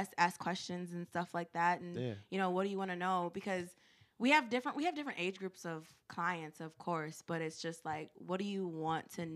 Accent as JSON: {"language": "English", "town": "Minneapolis", "region": "Minnesota", "country": "United States", "tie": "born or raised there", "said": "I grew up in North Minneapolis"}